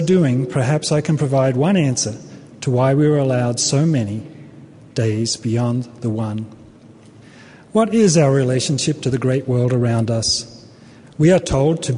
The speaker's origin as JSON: {"language": "English", "country": "Australia", "also_born_or_lived": "Brisbane, Australia / Los Angeles, United States", "moved": "as an adult", "lives_now": "United States", "said": "I come from Australia"}